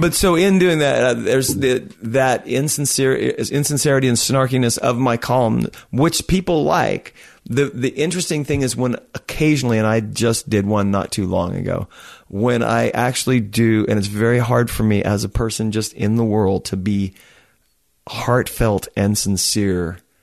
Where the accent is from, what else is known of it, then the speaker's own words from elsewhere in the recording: Oklahoma, United States; I'm from Oklahoma.